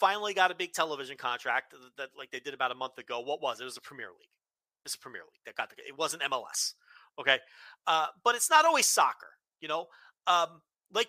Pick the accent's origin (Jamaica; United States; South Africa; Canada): United States; Northeast; born or raised there